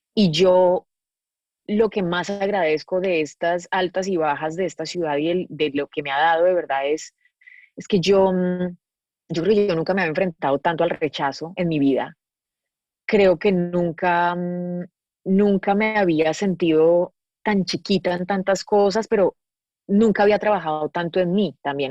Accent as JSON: {"language": "Spanish", "town": "Medellín", "region": "Antioquia", "country": "Colombia", "tie": "born or raised there", "moved": "as an adult", "lives_now": "Los Angeles, United States", "said": "yo soy de Medellín y creo que para mi historia de vida, no solamente viniendo de Colombia"}